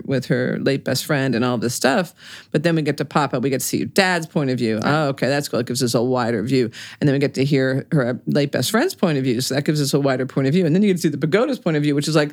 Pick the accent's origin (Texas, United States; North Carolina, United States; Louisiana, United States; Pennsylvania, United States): Pennsylvania, United States; Reading; born or raised there